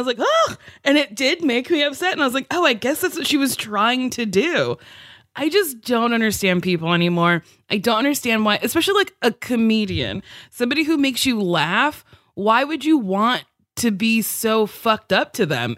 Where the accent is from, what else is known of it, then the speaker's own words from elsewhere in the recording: New Jersey, United States; I grew up in Jersey